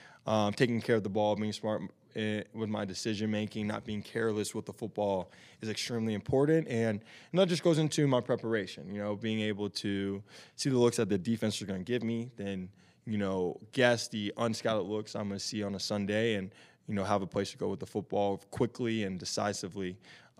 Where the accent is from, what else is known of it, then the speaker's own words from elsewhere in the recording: Tennessee, United States; moved away as an adult; now in Arizona, United States; growing up in Tennessee, obviously playing football